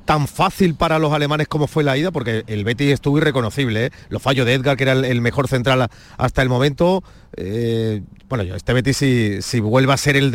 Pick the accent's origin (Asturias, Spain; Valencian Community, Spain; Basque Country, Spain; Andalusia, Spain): Andalusia, Spain; Alanís; De la Sierra Norte Sevilla, de Alaní.